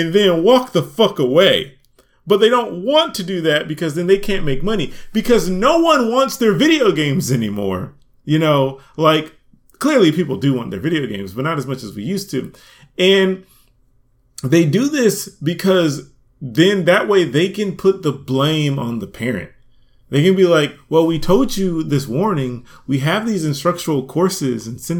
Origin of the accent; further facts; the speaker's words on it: United States; also born or lived in Atlanta, Georgia; we're American